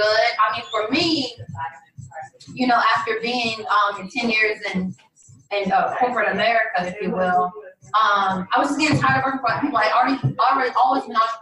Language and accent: English; the South, United States; moved away; I'm from the South